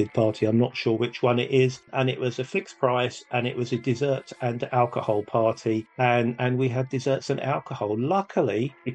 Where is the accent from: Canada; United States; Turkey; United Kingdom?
United Kingdom; England; we're from England